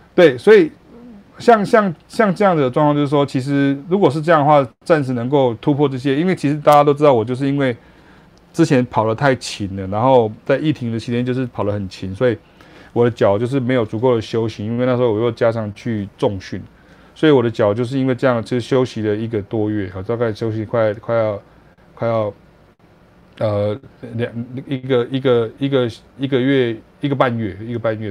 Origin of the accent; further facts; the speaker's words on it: Taiwan; 我是来自台湾来的爵士乐手